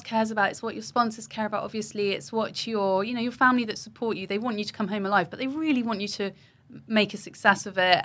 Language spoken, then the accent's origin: English; Wokingham, South East England, United Kingdom; I grew up in Wokingham